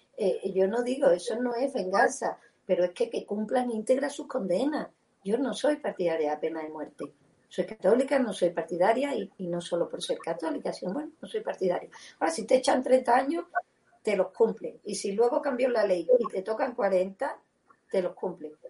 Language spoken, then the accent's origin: Spanish; Seville, Andalusia, Spain; now in Madrid, Spain; Yo soy muy sevillana porque allí he nacido y es mi casa, es mi ciudad